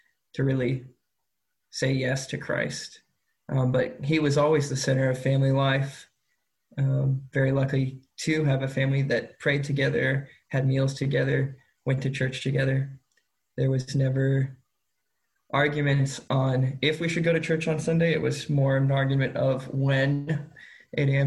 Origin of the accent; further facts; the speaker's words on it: Carmel, Indiana, United States; I grew up in Carmel, Indiana